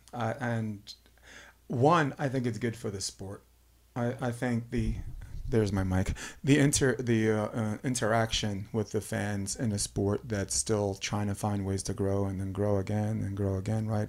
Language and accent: English; New York City, New York, United States; I'm born and raised in Brooklyn, Flatbush Avenue